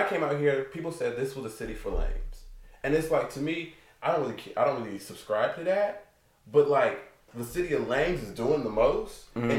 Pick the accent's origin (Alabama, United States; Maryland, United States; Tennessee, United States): Tennessee, United States; moved away as an adult; now in Los Angeles, United States; growing up in Tennessee, I've always aspired to be in a bigger city.